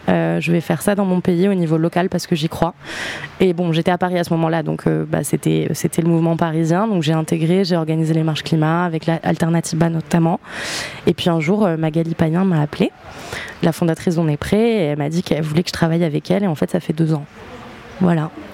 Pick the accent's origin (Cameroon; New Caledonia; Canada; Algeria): New Caledonia; moved away; also born or lived in Montauban, France; j'ai grandi en Nouvelle-Calédonie